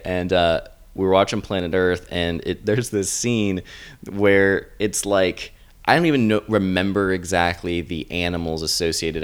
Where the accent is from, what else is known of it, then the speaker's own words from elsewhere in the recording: the South, United States; I'm from the South